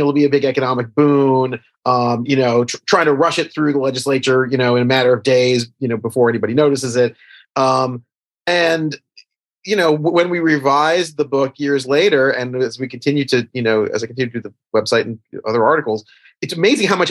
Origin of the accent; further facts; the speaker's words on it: New York City, New York, United States; I'm from New York.